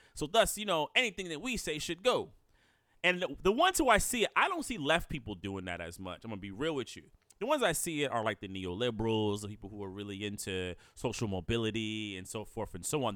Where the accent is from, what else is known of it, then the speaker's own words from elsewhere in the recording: United States; I'm an American born black. My, my, my family roots go really, you know, long back here.